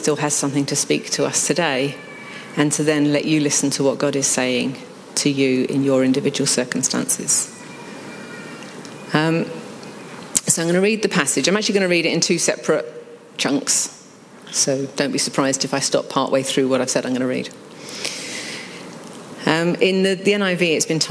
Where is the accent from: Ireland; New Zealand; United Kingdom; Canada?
United Kingdom; being British